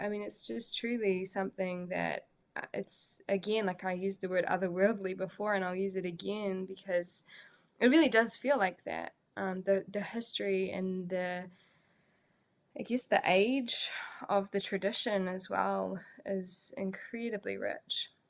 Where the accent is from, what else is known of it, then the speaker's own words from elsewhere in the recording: Pukekohe, Auckland, New Zealand; I, am from Pukekohe, so if you don't know where Pukekohe is, type it into Google and be incredibly underwhelmed. Um, but I love my little hometown